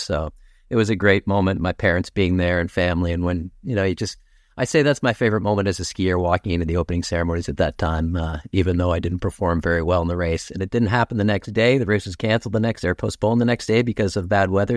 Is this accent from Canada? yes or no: yes; King City, Ontario, Canada; also born or lived in Toronto / Kettleby / Aurora; I was born in Toronto, but, uh, my parents moved to York region when they were younger. My parents had a business in Richmond Hill, and, um, so we lived, um, in King City originally